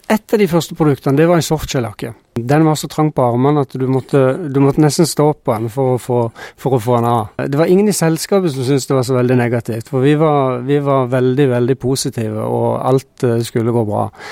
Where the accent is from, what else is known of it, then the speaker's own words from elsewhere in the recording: Norway; Vi som nordmenn